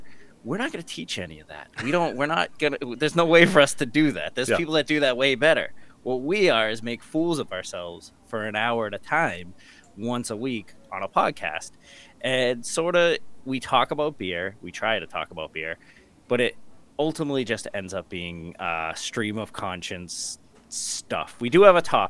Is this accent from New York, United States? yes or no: no; Massachusetts, United States; we're both from Massachusetts